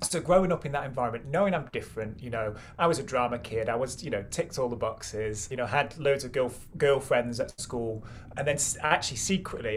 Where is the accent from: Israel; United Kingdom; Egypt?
United Kingdom; Stockport, North West England; I grew up in Stockport, which is like a little growth on the bottom of Greater Manchester, a little satellite town.